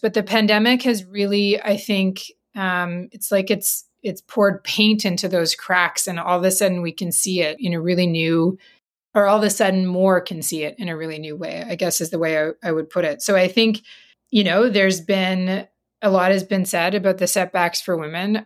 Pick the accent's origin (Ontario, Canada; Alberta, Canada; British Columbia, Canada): Alberta, Canada; Grande Prairie; also born or lived in Saskatchewan; I'm from Northern Alberta